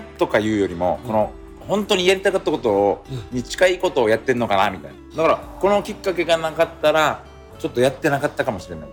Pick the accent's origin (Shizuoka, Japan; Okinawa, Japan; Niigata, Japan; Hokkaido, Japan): Okinawa, Japan; Naha; 那覇市生まれも那覇市学校も那覇ですね